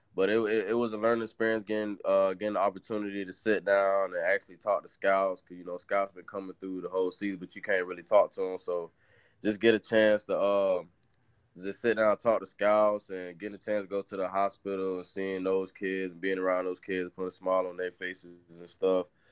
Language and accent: English; Orlando, Florida, United States; I'm from Orlando, Florida